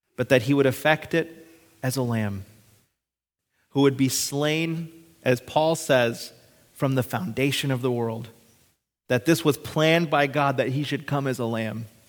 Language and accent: English; Hibbing, Minnesota, United States; I was born on June twenty-fifth, nineteen ninety-two, in Hibbing, Minnesota, at the hospital there.